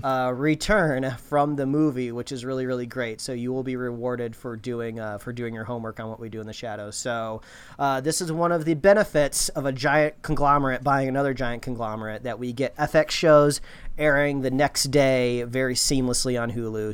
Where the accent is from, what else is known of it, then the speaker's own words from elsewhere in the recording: Indiana, United States; growing up in Indiana, uh, every T V show and movie you ever watched growing up called it the D M V. In Indiana, it's called the B M V